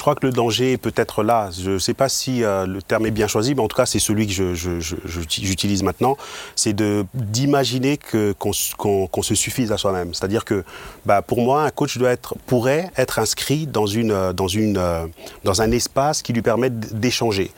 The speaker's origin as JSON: {"language": "French", "town": "Mulhouse", "region": "Grand Est", "country": "France", "moved": "as an adult", "lives_now": "Aubernais, France", "said": "je suis originaire de Mulhouse"}